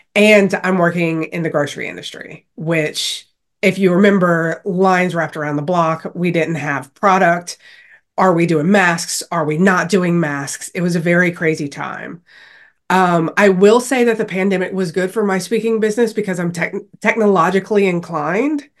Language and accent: English; Louisiana, United States; growing up in Louisiana